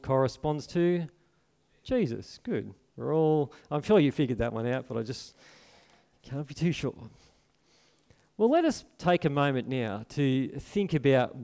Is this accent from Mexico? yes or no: no; Port Macquarie, New South Wales, Australia; I grew up in Port Macquarie here